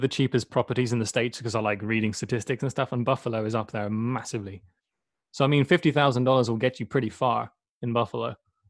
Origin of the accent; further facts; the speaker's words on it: Sweden; dude, I'm from Sweden, man.